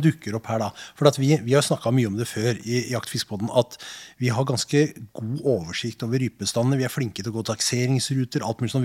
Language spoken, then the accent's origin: Norwegian; Nordmøre, Møre og Romsdal, Norway; moved away; Jeg er jo fra Nordmøre opprinnelig